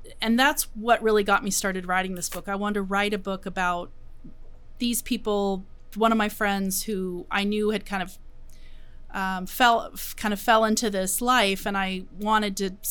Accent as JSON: {"language": "English", "area": "West Sonoma County", "region": "California", "country": "United States", "tie": "born or raised there", "said": "I grew up in Sonoma County, West Sonoma County"}